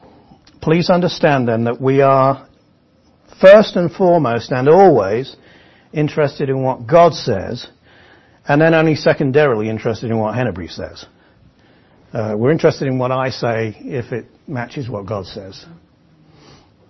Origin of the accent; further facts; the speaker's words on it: England, United Kingdom; But I'm English